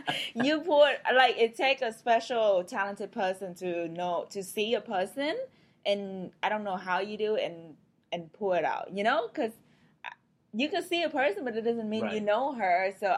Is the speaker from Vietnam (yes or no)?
yes; Vietnam; I mean, when I came from Vietnam, everything's pretty new here.